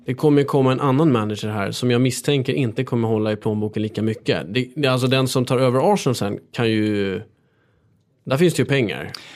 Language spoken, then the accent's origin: Swedish; Stockholm, Stockholm County, Sweden; jag är uppväxt här i Stockholm